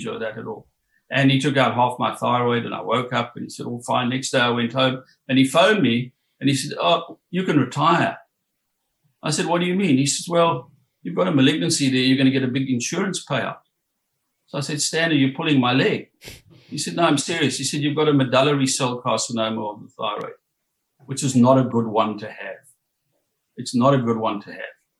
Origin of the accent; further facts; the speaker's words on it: South Africa; moved away as an adult; also born or lived in Johannesburg, South Africa / Durban, South Africa; now in Coffs Harbour, Australia; I was born and brought up in South Africa